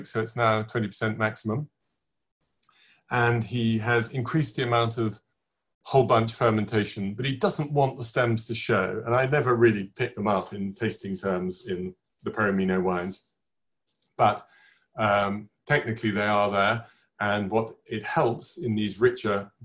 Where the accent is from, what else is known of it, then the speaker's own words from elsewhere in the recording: England, United Kingdom; I'm English